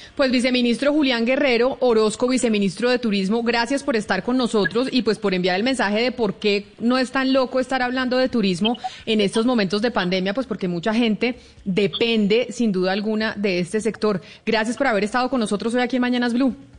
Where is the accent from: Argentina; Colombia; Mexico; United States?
Colombia